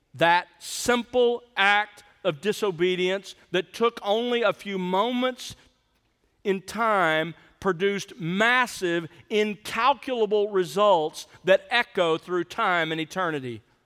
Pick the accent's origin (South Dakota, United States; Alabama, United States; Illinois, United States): Alabama, United States; South; moved away; I grew up in South Alabama